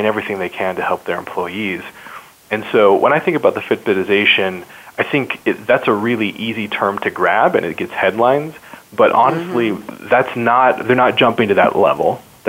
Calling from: Salt Lake City, Utah, United States; I'm calling from Salt Lake City, Utah today.

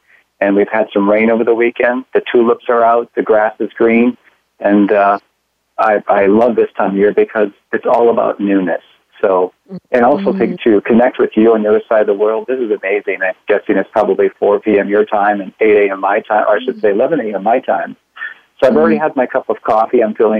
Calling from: Pontiac, Michigan, United States; Well, I'm calling in from Pontiac, Michigan. That's in the USA.

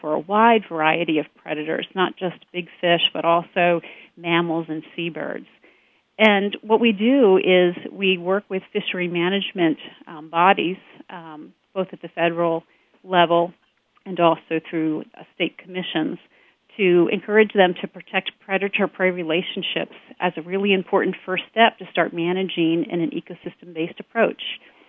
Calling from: Leesburg, Virginia, United States; I am calling from sunny Leesburg, Virginia today.

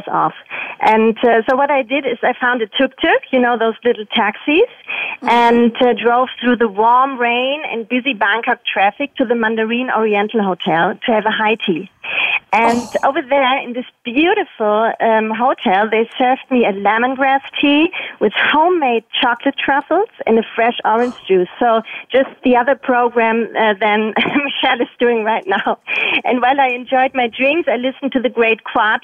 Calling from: Ludwigsburg, Baden-Württemberg, Germany; I'm calling from Germany, and I'm currently in my office in Ludwigsburg

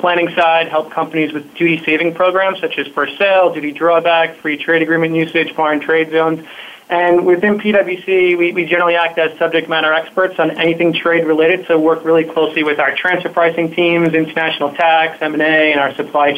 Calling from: New York City, New York, United States; I'm calling in from New York City, right across from Grand Central on 42nd and Madison.

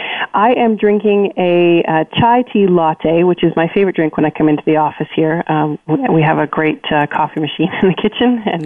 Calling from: Waterloo, Ontario, Canada; I am calling from Waterloo, Ontario, Canada

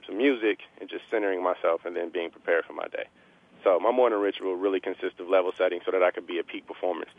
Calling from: Palo Alto, California, United States; I am calling in from Palo Alto, California, approximately maybe about 3 blocks away from Stanford's campus.

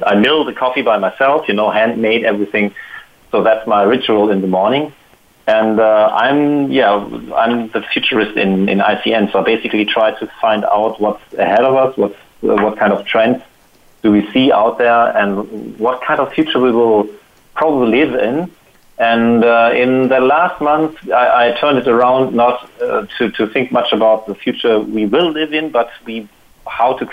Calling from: Potsdam, Brandenburg, Germany; I'm calling from Potsdam, which is near Berlin.

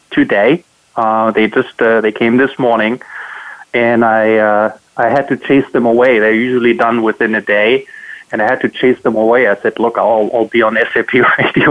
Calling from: South Shore Boston area, Massachusetts, United States; I'm calling from the South Boston area, South Shore Boston area, and I'm calling from home.

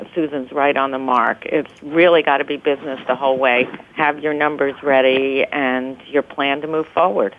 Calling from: New York City, New York, United States; I'm in my office in New York City.

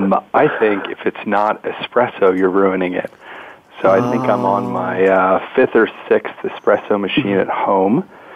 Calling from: Indianapolis, Indiana, United States; I'm actually calling from the airport in Indianapolis.

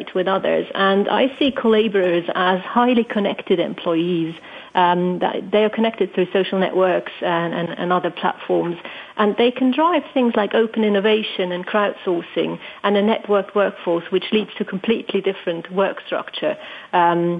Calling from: Switzerland; I'm calling in from Switzerland

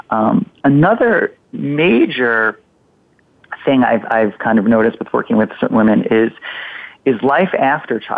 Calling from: Massachusetts, United States; I'm calling from Massachusetts.

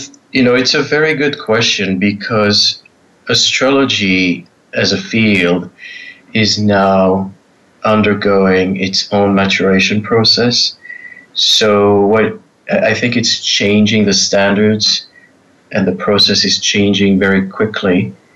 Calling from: Israel; Well, I'm in Israel at the moment. So we're on evening hours and happy to participate.

